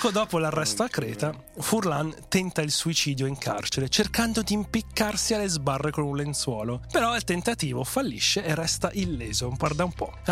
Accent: Veneto, Italy; Crescendo eh, in Veneto, cioè, non è che devi radicalizzare, è quello che ti insegnano quando cominci a fare i primi passi.

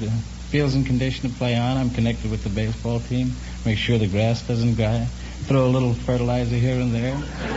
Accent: San Francisco, California, United States; I'm from Butchertown in San Francisco.

